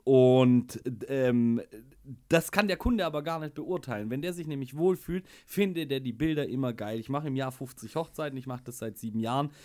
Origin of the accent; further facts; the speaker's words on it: Schwäbisch Hall, Baden-Württemberg, Germany; ich komme aus Schwäbisch Hall